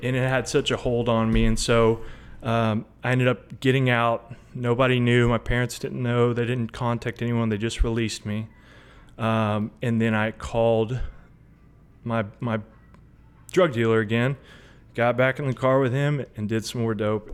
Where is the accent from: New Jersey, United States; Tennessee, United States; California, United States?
Tennessee, United States; Hendersonville; I'm from Sumner County, Hendersonville, Tennessee. Um, grew up here, went to high school here